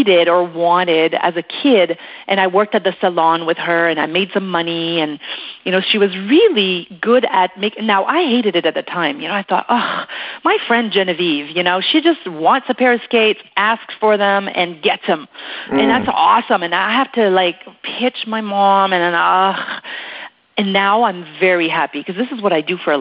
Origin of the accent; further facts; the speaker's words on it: Quebec, Canada; first language French; English is a second language; moved away as an adult; now in Western Canada; in Quebec, we have a bit of a different system than here out west